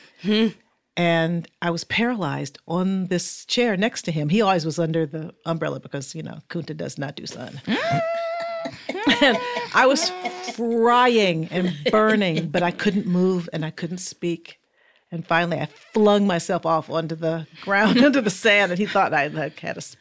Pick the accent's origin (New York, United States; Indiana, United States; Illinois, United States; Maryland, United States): Indiana, United States; Fort Wayne; Fort Wayne, Indiana